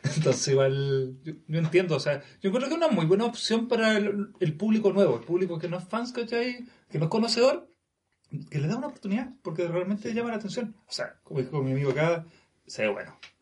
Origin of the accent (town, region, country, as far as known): Chile